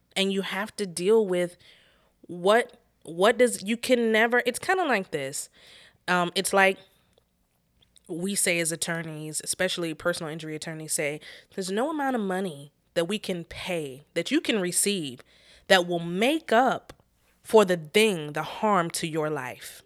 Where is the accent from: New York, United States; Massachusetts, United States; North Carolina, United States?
North Carolina, United States; we're from North Carolina